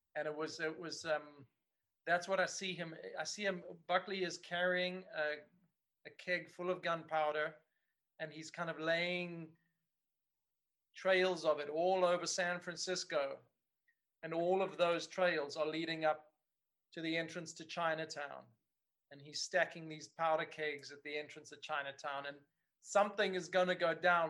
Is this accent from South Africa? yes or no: yes; Cape Town, Western Cape, South Africa; working on on you know a show like this of this quality in my hometown